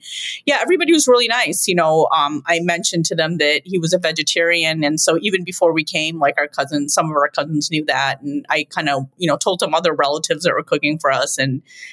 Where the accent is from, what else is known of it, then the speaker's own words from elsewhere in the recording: Chicago, Illinois, United States; I'm the one that was born here.